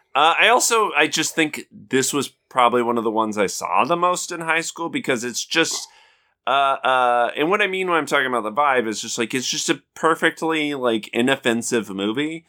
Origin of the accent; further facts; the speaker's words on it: Southeast Idaho, United States; we're both from Idaho